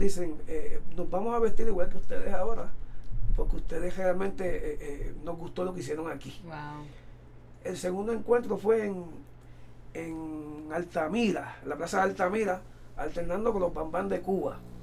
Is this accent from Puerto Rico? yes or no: yes; Ponce, Puerto Rico; born or raised there